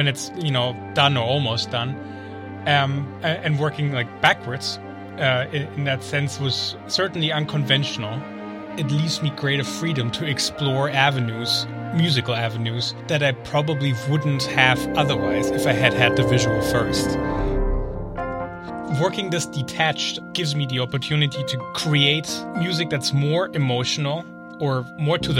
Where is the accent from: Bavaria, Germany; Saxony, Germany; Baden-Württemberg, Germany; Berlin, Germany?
Bavaria, Germany; Munich; moved away as an adult; also born or lived in Boston / New Jersey; born and raised in Munich, Germany